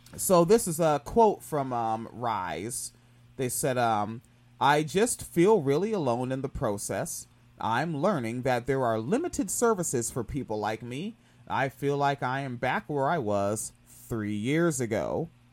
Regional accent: Washington, United States; I grew up in Washington State

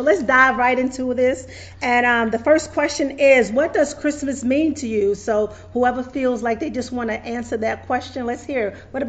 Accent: New York, United States; now in Virginia, United States; I grew up in New York. I'm a native New Yorker.

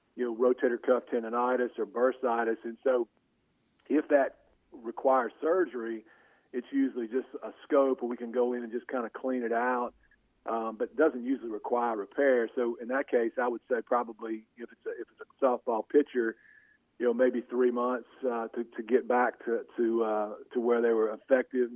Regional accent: Monroe, Louisiana, United States; I was from Monroe

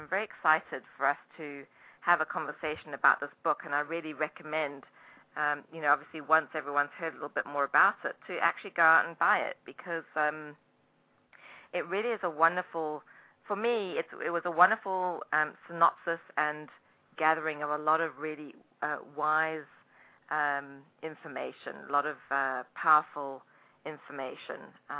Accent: Durban, KwaZulu-Natal, South Africa; moved away as an adult; now in New Jersey, United States; I escaped from Durban, South Africa, when I was 25.

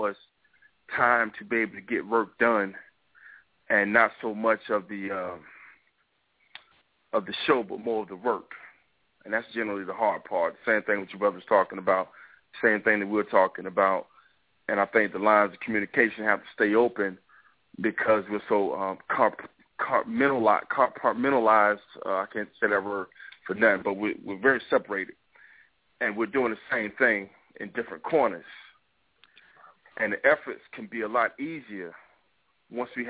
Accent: New York, United States; accent: New York; my New York accent

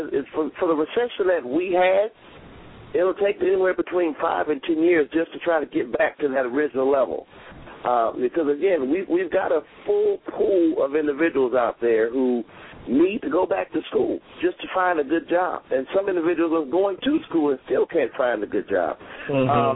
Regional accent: Detroit, Michigan, United States; now in New York, United States; my hometown of Detroit

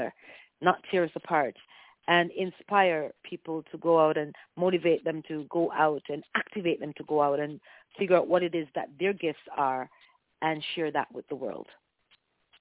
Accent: Clarendon, Jamaica; I'm originally from Jamaica. I was born and raised in the parish of Clarendon, and I was raised by my grandparents

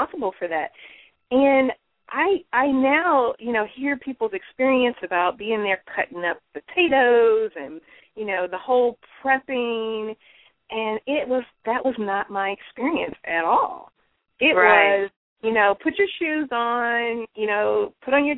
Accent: the South, United States; I'm from the South, so we call it dressing.

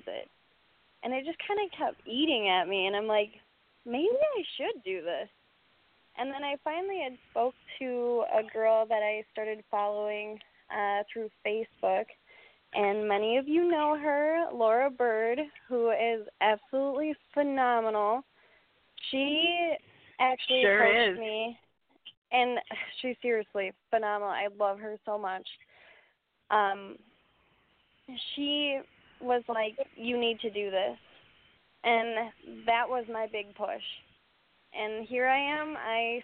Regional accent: Doylestown, Wisconsin, United States; moved away as an adult; I'm from Doylestown, Wisconsin

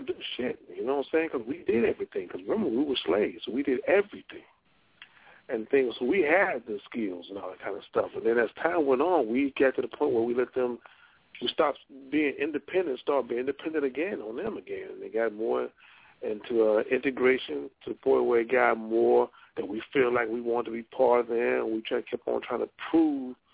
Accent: Monroe, Louisiana, United States; I'm from Monroe

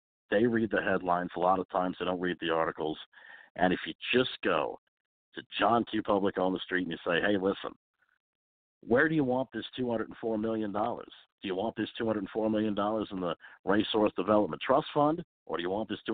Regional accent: Pennsylvania, United States; my home state of Pennsylvania

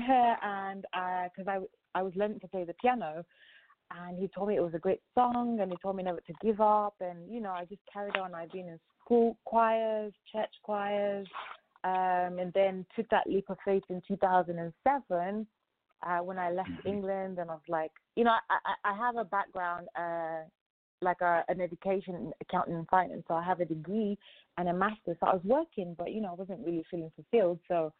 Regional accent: Lagos, Nigeria; also born or lived in Ogun State; So I'm from Ogun State. It's but my parents live, and I was born in Lagos.

